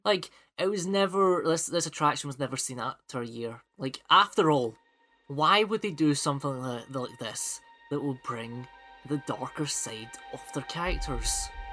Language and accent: English; Scotland, United Kingdom; accent: Scottish; my Scottish accent